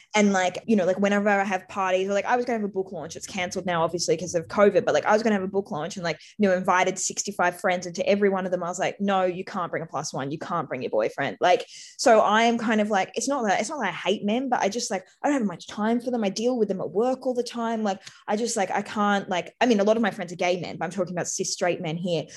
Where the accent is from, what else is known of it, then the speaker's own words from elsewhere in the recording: Australia; also born or lived in Sydney; being Australian